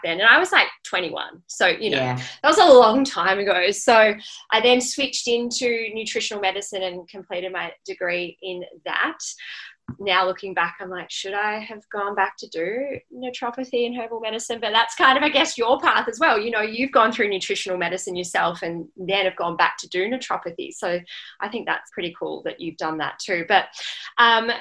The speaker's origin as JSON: {"language": "English", "town": "Melbourne", "region": "Victoria", "country": "Australia", "also_born_or_lived": "Byron Bay", "moved": "yes", "lives_now": "Gold Coast, Australia", "said": "I'm originally from Melbourne."}